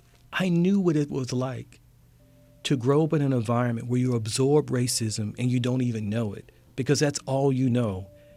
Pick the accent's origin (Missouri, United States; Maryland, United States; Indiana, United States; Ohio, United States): Maryland, United States; Baltimore; I come from West Baltimore